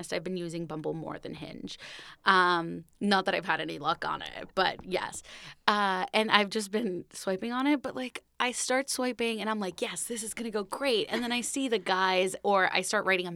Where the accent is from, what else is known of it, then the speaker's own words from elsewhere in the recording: Puerto Rico; moved away as an adult; now in New York, United States; I was born and raised in Puerto Rico. I moved to the city 6 years ago for college.